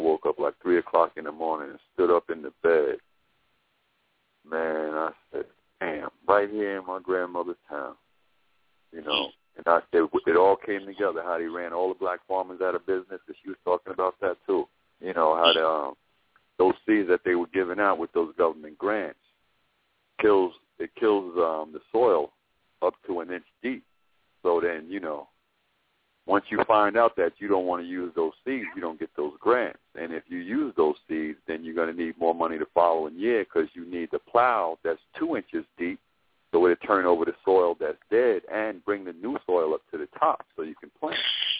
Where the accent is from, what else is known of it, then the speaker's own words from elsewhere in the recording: New York, United States; moved away; I'm from up top also. I'm from New York, and when I came down here, I used to listen to WBAI with Eutrice Lee and, you know, Gary Berg